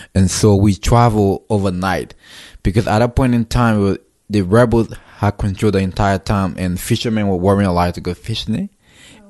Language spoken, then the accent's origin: English; Robertsport, Grand Cape Mount County, Liberia; moved away as an adult; now in United States; I was born and grew up in Robertsport, so I've basically lived my entire life in Robertsport